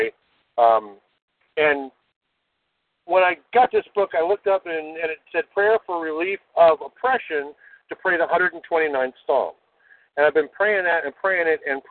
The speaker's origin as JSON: {"language": "English", "town": "Phoenix", "region": "Arizona", "country": "United States", "tie": "born or raised there", "also_born_or_lived": "California / Philadelphia, Pennsylvania", "said": "they moved me out here to Phoenix, Arizona. And I've been here ever since."}